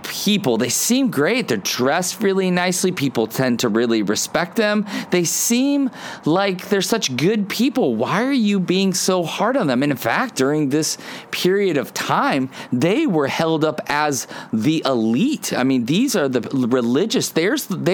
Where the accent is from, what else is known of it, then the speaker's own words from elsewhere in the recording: Ohio, United States; When I was a kid, I grew up in Ohio, and in Ohio, my backyard was like Adventureland